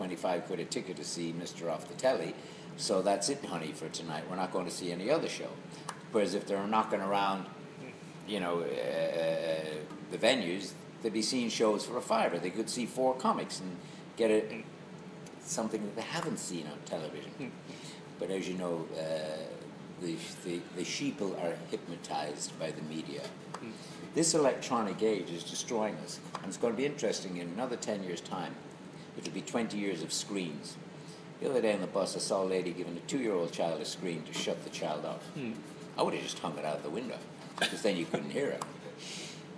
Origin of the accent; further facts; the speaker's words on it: Clifden, Connacht, Ireland; also born or lived in Salthill, Galway; now in United Kingdom; I was born in Saltill, and then we moved to the wild west of Clifton in Connemara